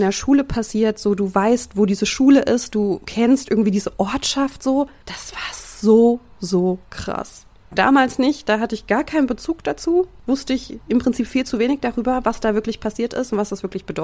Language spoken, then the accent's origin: German; Thuringia, Germany; wir kommen aus Thüringen ja.